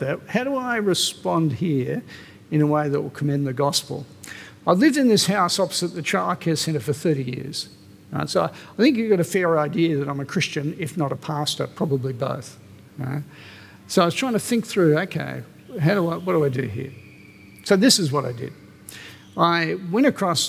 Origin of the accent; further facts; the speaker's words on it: Australia; My passport says I'm Australian.